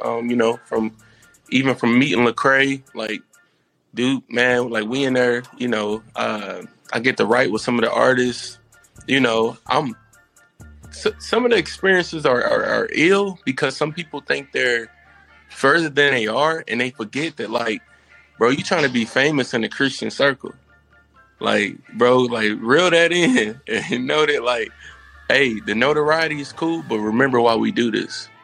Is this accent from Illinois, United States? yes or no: no; Indianapolis, Indiana, United States; moved away; I'm originally from Indianapolis.